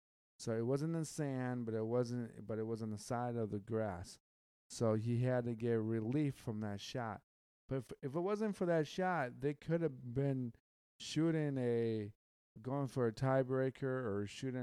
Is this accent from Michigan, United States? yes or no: yes; Michigan, United States; I'm from the Midwest. I'm from Michigan. I am from the Great Lakes State.